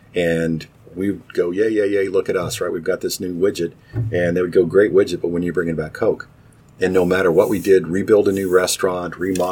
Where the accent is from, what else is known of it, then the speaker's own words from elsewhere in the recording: Knoxville, Tennessee, United States; moved away as an adult; now in Cincinnati, United States; I was born and raised in Knoxville, Tennessee, and then my job took me moving around